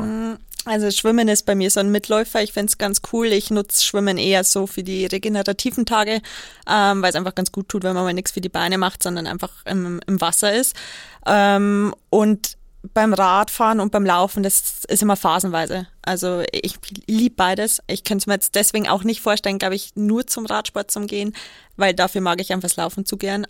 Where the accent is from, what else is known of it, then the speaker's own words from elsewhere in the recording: Kelheim, Bavaria, Germany; ist ja mein, meine Heimatstadt. Ähm, ich komme ja aus Kehlheim